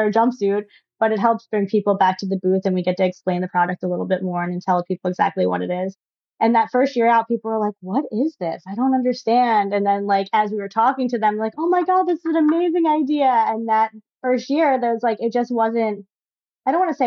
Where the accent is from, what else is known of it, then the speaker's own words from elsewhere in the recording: Pennsylvania, United States; moved away as an adult; now in New York, United States; I grew up in Pennsylvania on a farm